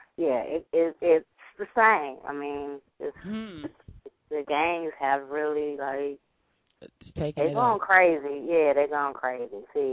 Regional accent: Compton, California, United States; also born or lived in Downey, California / Bellflower, California; I'm actually from the east side. I moved away from Compton for several years, raised my kids in Downey or whatever, in Bellflower, and then found myself back in Compton

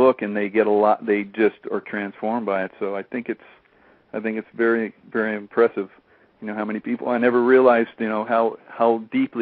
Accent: Columbia, South Carolina, United States; moved away as an adult; my hometown here in Columbia

